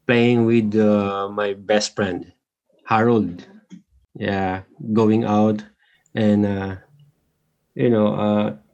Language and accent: English; Tanay, Calabarzon, Philippines; moved away; I'm from Philippines. Town of Tanay, and there is a barangay there.